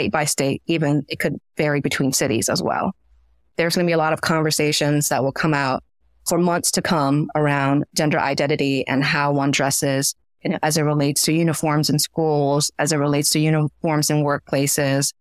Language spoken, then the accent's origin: English; Washington, District of Columbia, United States; also born or lived in Myanmar / Florida / New York City; I grew up in Washington, DC